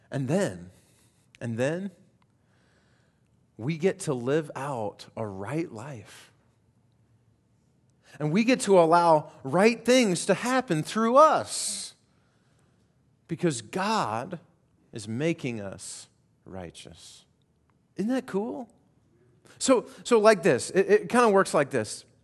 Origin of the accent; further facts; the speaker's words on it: Colorado, United States; I grew up primarily in Colorado and uh, grew up in the mountains, and there was a little creek that ran in front of our house.